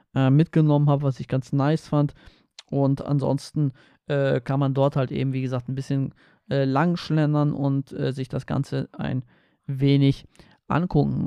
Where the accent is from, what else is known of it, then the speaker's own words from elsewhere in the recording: Poland; moved away; Ich komme aus Polen, aus, äh, von der Ostsee